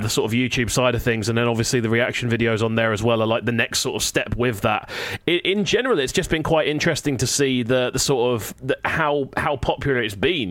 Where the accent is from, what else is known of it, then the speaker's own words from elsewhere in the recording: Brighton, South East England, United Kingdom; I love my hometown to pieces. Like I put my flag on for Brighton constantly.